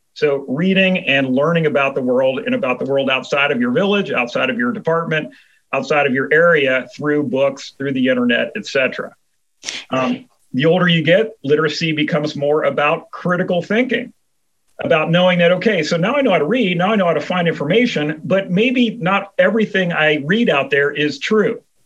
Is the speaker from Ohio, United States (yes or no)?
yes; Cincinnati, Ohio, United States; I'm from Cincinnati, Ohio.